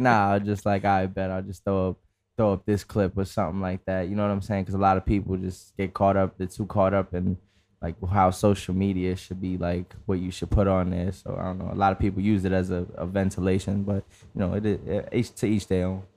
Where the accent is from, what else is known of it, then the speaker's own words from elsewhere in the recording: New York City, New York, United States; being from the Bronx